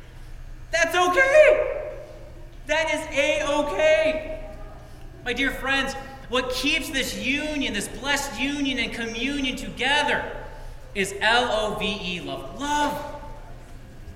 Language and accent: English; United States; being a Christian directs and drives all that I do as an American